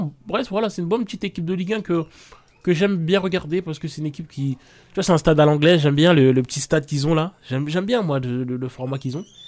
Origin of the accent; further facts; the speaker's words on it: Lyon, Auvergne-Rhône-Alpes, France; je suis lyonnais